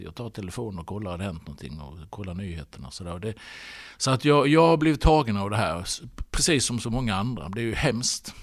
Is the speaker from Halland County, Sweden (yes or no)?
yes; Halmstad, Halland County, Sweden; also born or lived in Stockholm area; now in Stockholm, Sweden; jag varit hemma i Halmstad